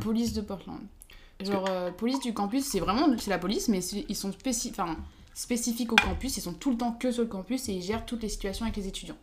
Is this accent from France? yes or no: yes; France; also born or lived in Switzerland / Lyon; je suis française